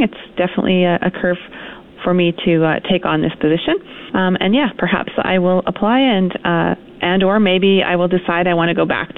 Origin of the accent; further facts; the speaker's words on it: Saskatchewan, Canada; moved away as an adult; now in Fort McMurray, Canada; I'm originally from Saskatchewan, so I'm used to this cold weather